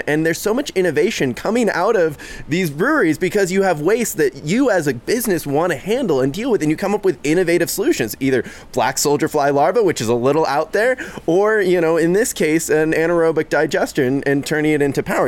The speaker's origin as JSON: {"language": "English", "town": "Seattle", "region": "Washington", "country": "United States", "said": "a third generation Seattleite"}